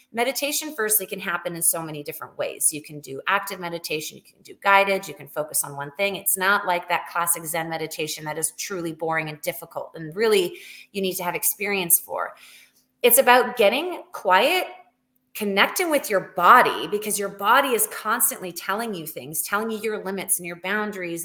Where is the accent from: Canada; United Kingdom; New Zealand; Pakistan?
Canada; moved away as an adult; also born or lived in Alberta; now in United States; I am from Canada originally.